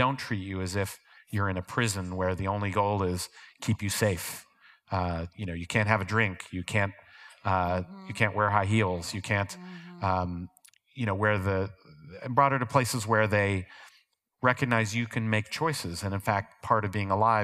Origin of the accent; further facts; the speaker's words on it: Ohio, United States; moved away; growing up in Ohio